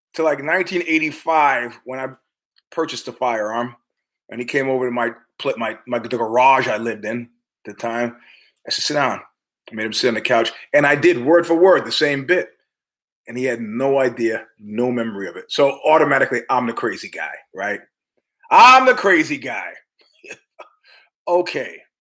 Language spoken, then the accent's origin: English; New York, United States; I'm from New York